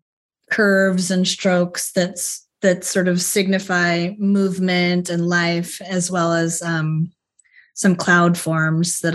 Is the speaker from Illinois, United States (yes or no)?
no; Seattle, Washington, United States; I was born and raised here in Seattle, on Coast Salish land